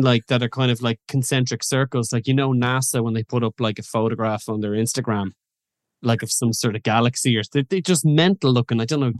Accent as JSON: {"language": "English", "country": "Ireland"}